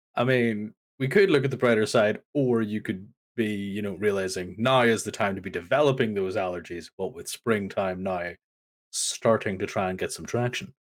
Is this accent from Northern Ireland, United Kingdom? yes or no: yes; Northern Ireland, United Kingdom; I am from Northern Ireland, and my country does not like snow